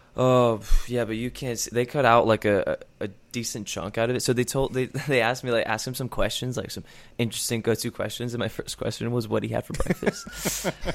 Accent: Chicago, Illinois, United States; Chicago, my hometown

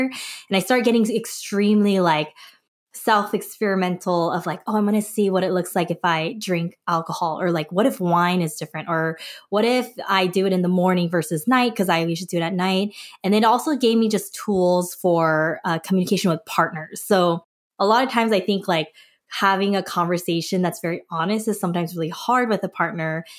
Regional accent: Los Angeles, California, United States; also born or lived in Korea; I was born in California, but when I was a baby, we moved back to Korea, um, and I lived there till I was seven and then moved back to the U S, uh, down in L

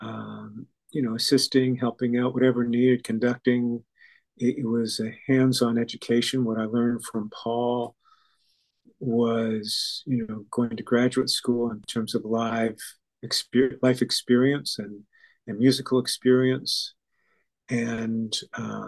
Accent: Montreal, Quebec, Canada; moved away; also born or lived in Boston / Rochester, New York; growing up in Montreal

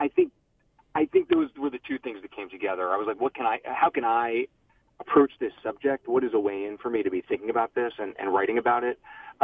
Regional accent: United States; as a human, as an American

